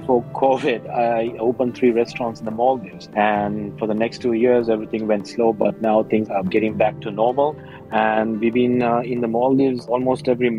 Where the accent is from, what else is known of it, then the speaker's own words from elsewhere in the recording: Tokyo, Japan; born there; also born or lived in Sri Lanka; I was born in Tokyo. I lived in Sri Lanka in the 70s, going up and down.